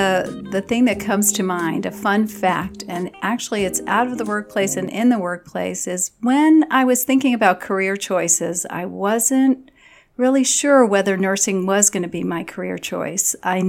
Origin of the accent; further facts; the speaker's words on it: Long Island, New York, United States; I grew up on Long Island in New York.